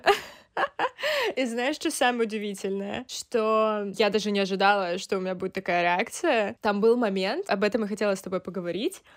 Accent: Krasnodar, Krasnodar Krai, Russia; я сейчас нахожусь в своей э, комнате, в которой я выросла, э, в Краснодаре

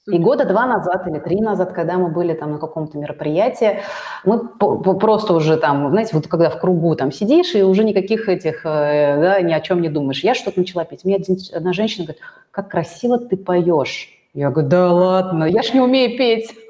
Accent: Russia; Мало того, что я вообще, я татарка да, и русское творчество, как бы я люблю его, все, но я как бы у меня нас дома никто русские народные песни не пел.

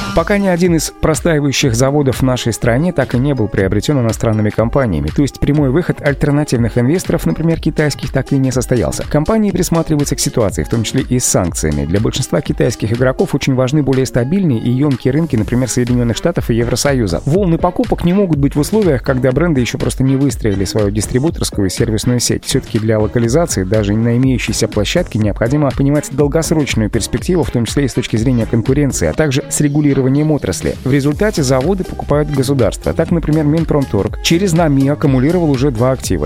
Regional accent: Russia; в нашей стране

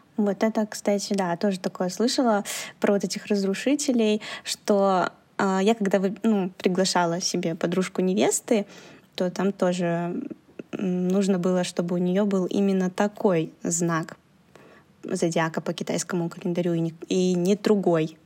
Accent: Belarus; now in China; я же родилась в Беларуси

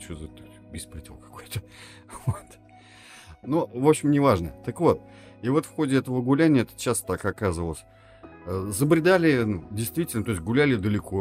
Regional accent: Tatarstan, Russia; нам, как уроженцам Республики Татарстан

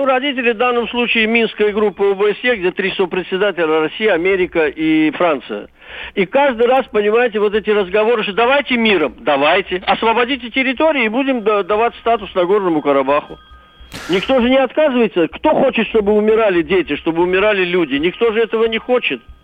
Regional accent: Azerbaijan; я, азербайджанец, мне семьдесят пять лет

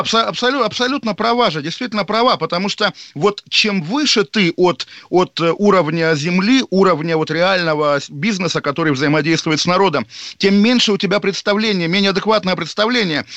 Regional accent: Moscow, Russia; moved away; я олдскульный москвич

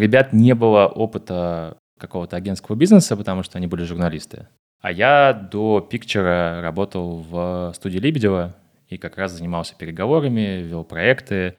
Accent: Moscow, Russia; я из Москвы, мне 25 лет.

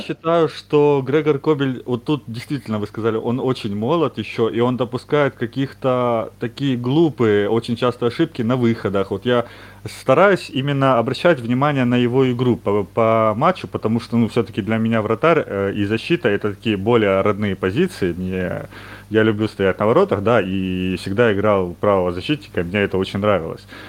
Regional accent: Ukraine; Я вот сам из Украины

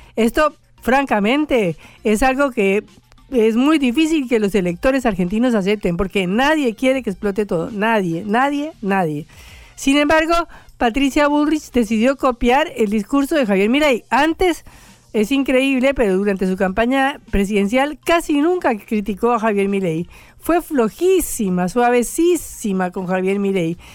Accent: Colombia; yo soy colombiana

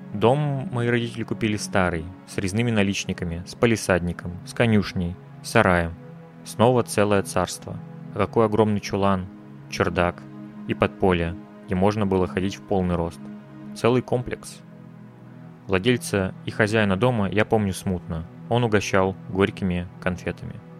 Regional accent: Russia; я родился в России

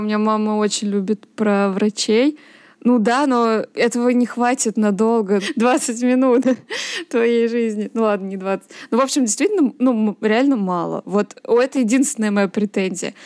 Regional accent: Nizhny Novgorod, Nizhny Novgorod Oblast, Russia; о Нижнем Новгороде, да, моем родном городе

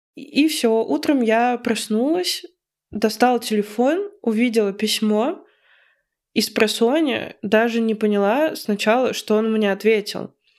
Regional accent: Voronezh, Voronezh Oblast, Russia; moved away as an adult; now in Moscow, Russia; мое детство у нас в Воронеже

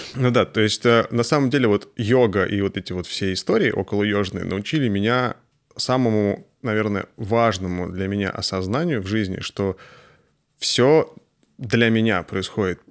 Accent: Astrakhan, Astrakhan Oblast, Russia; я сам из Астрахани

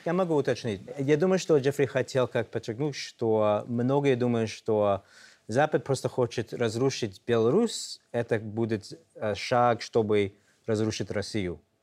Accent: New York, United States; Russian is a second language; moved away as an adult; now in Belarus; мы из Нью-Йорка

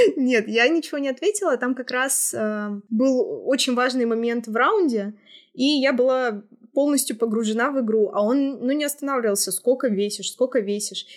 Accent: Russia; я девушка и я из России

